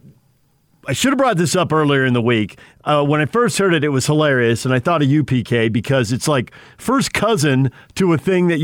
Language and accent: English; West Coast, United States; I grew up on the West Coast